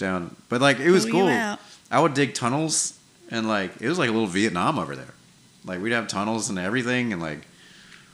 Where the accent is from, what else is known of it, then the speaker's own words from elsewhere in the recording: New York, United States; now in Wiregrass region, United States; when I was growing up in New York